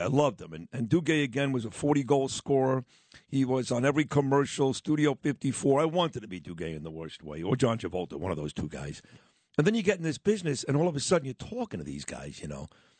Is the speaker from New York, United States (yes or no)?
yes; New York City, New York, United States; kid growing up in Brooklyn